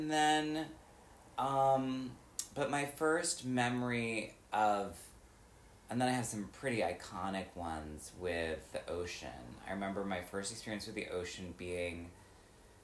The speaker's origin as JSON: {"language": "English", "region": "Wisconsin", "country": "United States", "said": "I'm absolutely from Wisconsin"}